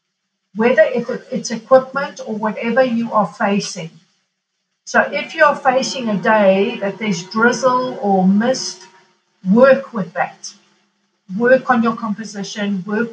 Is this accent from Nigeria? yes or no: no; Kilimanjaro, Tanzania; born there; Okay, I was born in Africa, in Tanzania or Tanzania, depending how it's pronounced, in a small town between the mountain of Kilimanjaro, which obviously is world famous, and a smaller sister mountain called Mount Meru.